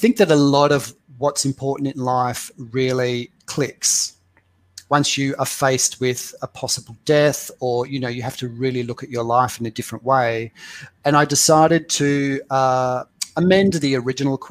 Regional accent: Perth, Western Australia, Australia; moved away; also born or lived in London; I'm from Perth, Australia

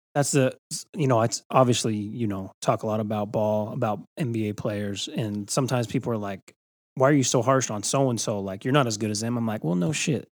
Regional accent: Magna, Utah, United States; That's where I grew up

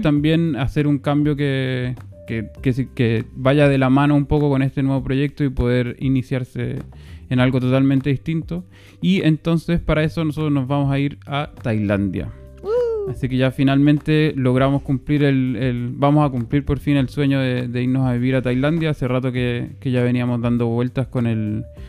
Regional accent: Chile; moved away; como chileno

